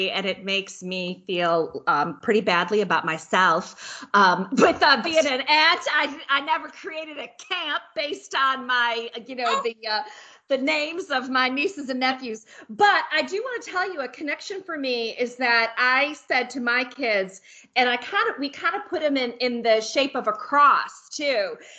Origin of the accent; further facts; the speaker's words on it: Tennessee, United States; We're from Tennessee.